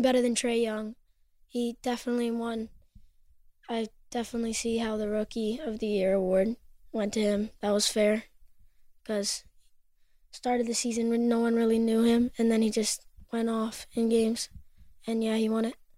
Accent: Vermont, United States; also born or lived in Los Angeles, California / Manhattan Beach, California; I was born in LA, but I grew up in Vermont

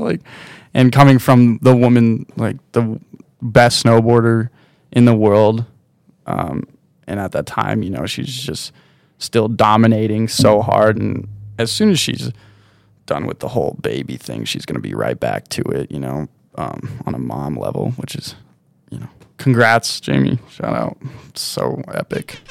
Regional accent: South Lake Tahoe, California, United States; also born or lived in Oakland, California / Incline Village, Nevada; I was born just outside of Oakland in, uh, in a birthing home, and then we moved out of there to Incline when I was one. So I was just, like, straight to Tahoe, and then we moved out of Incline to South Lake Tahoe when I was two or something

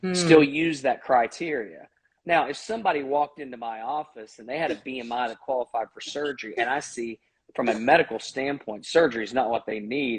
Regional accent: Kentucky, United States; I'm from Kentucky, but you know, you grow up in the South

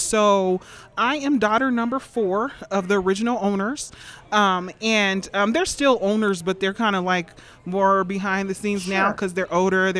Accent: Denver, Colorado, United States; born and raised in Denver. We all went to East High School, grew up around this area

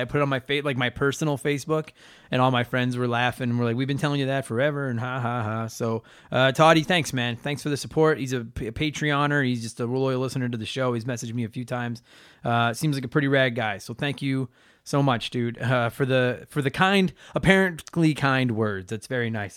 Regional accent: Canada; I'm Canadian, and I could only fight against my Canadian heritage for so long

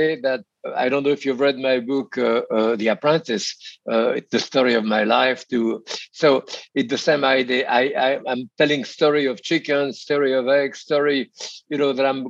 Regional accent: Bourg-en-Bresse, Auvergne-Rhône-Alpes, France; English is a second language; moved away as an adult; now in United States; I was born in Bourg-en-Bresse there.

